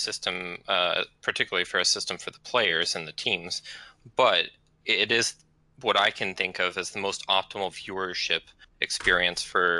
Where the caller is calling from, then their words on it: Corvallis, Oregon, United States; I'm calling from Corvallis, Oregon.